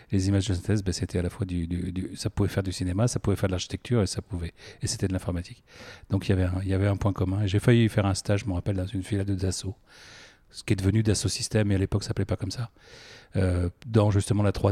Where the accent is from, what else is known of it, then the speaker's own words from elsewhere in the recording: Versailles, Île-de-France, France; also born or lived in Paris; dès l'âge de 3 ans, j'ai émigré à Versailles et j'ai grandi à Versailles jusqu'à la prépa. Euh, après, j'ai vécu à Paris ou en proche banlieue.